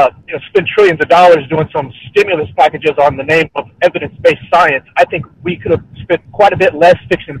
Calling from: Austin, Texas, United States; I'm calling from Austin, Texas.

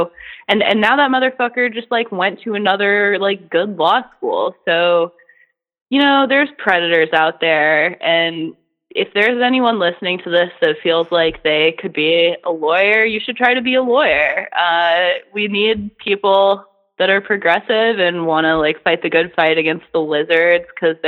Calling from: Kansas, United States; I'm calling from Kansas

